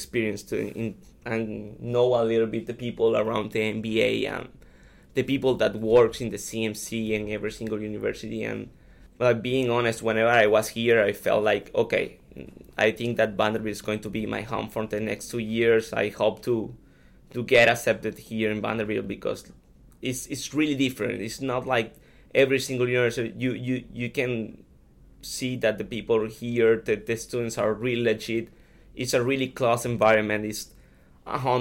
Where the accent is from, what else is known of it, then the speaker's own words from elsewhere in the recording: Caracas, Capital District, Venezuela; moved away as an adult; I'm from Caracas, Venezuela